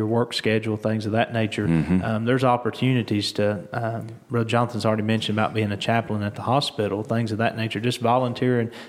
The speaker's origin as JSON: {"language": "English", "area": "Surry County", "region": "North Carolina", "country": "United States", "tie": "born or raised there", "said": "I was born and raised in Surrey County, so not far from Wilkes County"}